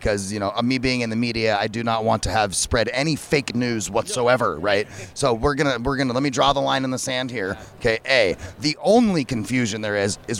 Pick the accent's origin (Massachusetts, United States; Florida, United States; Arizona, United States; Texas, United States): Arizona, United States; Phoenix; So I'm from Phoenix. I've lived here my whole life. I do not, in my lifetime of almost 40 years in Phoenix